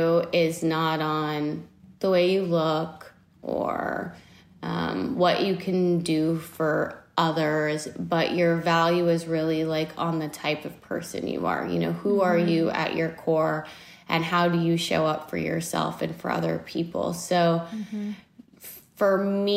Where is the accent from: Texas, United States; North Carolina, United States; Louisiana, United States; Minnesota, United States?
Texas, United States; moved away; Texas, which is my hometown